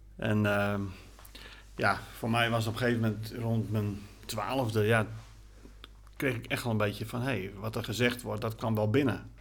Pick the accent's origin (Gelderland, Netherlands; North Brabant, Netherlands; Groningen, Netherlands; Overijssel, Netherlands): Groningen, Netherlands; also born or lived in Gorredijk, Friesland; toen zijn we verhuisd naar de stad Groningen. En daar ben ik eigenlijk opgegroeid